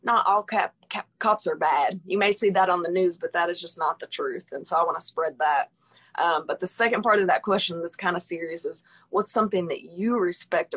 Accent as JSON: {"language": "English", "town": "Pine Bluff", "region": "Arkansas", "country": "United States", "said": "I'm actually from Pine Bluff."}